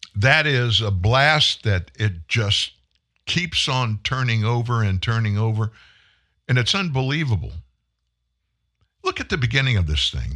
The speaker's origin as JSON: {"language": "English", "town": "Franklin", "region": "Louisiana", "country": "United States", "tie": "born or raised there", "also_born_or_lived": "Houston, Texas / Shreveport, Louisiana", "said": "I grew up in South Louisiana. I moved to Shreveport, Louisiana in the summer of nineteen seventy. I lived in Franklin, Louisiana"}